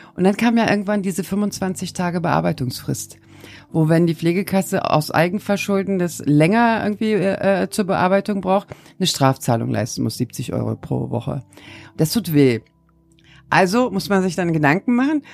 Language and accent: German; Turkey; moved away; als Türkin, als gebürtige